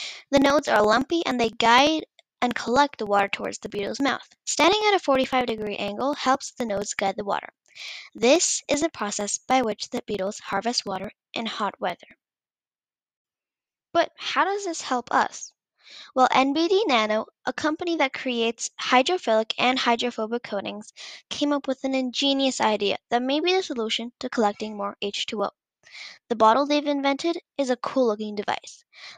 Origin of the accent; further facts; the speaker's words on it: India; 2 years ago, when I visited my home country, India, I realized that many people suffer without clean water to drink.